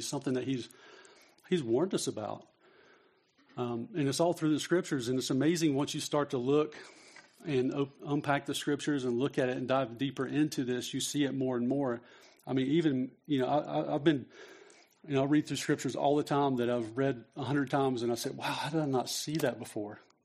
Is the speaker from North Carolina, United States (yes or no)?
yes; North Carolina, United States; I was raised in North Carolina